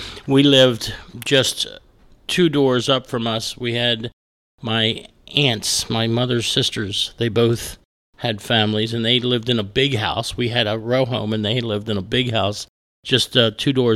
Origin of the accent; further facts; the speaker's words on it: Baltimore, Maryland, United States; also born or lived in Catonsville, Maryland; I grew up in Baltimore, just outside of Baltimore.